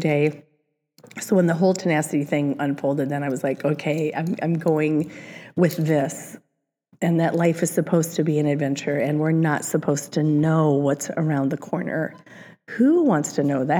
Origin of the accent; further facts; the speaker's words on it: Cedar Rapids, Iowa, United States; moved away; the Cedar Rapids Gazette, which is my hometown